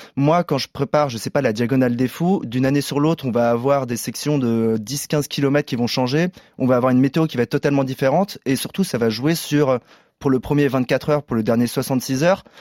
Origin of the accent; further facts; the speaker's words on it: Paris, Île-de-France, France; en tant que Parisien